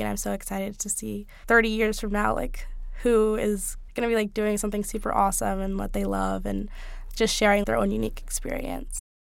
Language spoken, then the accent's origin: English; Bay Area, California, United States; I grew up in the Bay Area in California